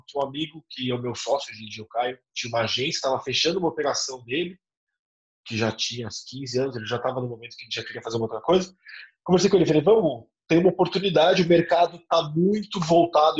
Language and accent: Portuguese; Brazil; Eu sou caiçara, né? eu sou de uma cidade de praia